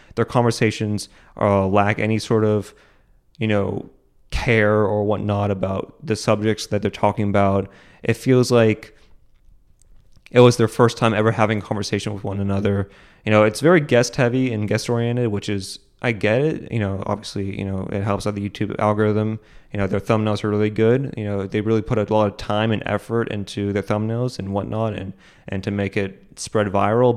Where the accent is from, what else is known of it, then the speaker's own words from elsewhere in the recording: United States; as an American